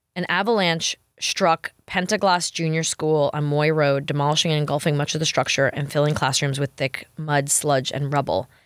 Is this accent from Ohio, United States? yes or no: no; New York, United States; I'm from New York.